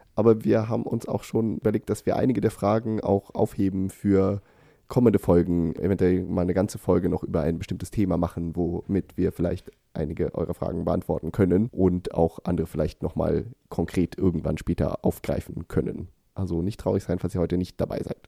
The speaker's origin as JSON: {"language": "German", "region": "Thuringia", "country": "Germany", "moved": "yes", "lives_now": "Sweden", "said": "Und ich komme aus Thüringen"}